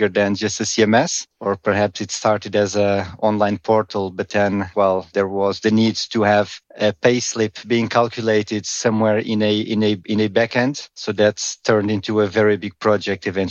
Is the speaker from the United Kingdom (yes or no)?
no; Portugal; moved away as an adult; now in Amsterdam, Netherlands; I'm originally from Portugal, but I've been living in the Netherlands, in Amsterdam, for many years now, around 15